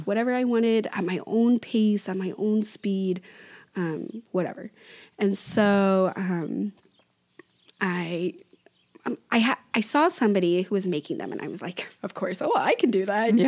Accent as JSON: {"language": "English", "region": "Oregon", "country": "United States", "said": "I was from Oregon"}